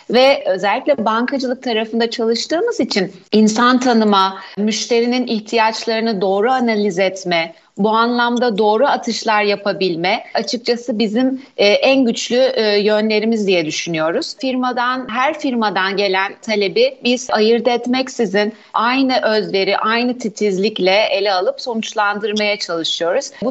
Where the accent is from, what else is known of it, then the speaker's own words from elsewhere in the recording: Black Sea Region, Turkey; Karadenizliyim ben başta